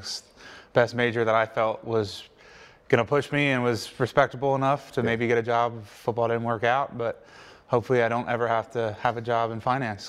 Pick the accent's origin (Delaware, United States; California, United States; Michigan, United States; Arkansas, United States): Delaware, United States; So I always tell people, like when I went to Pittsburgh, I was like, I'm from Delaware. And people are like, where's Delaware? And I'm like, oh, it's like 30, 40 minutes outside of Philly.